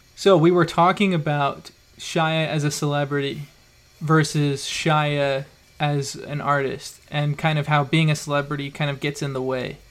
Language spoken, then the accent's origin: English; Idaho, United States; I grew up in Idaho, you know, in a farm town